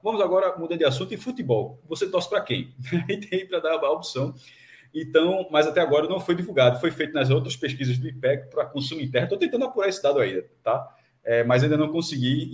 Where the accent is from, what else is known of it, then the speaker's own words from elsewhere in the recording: Pernambuco, Brazil; eu sou pernambucano